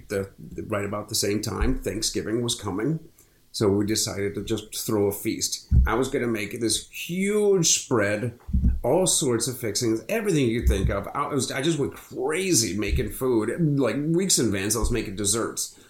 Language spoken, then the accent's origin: English; Akron, Ohio, United States; now in Florida, United States; I grew up in Akron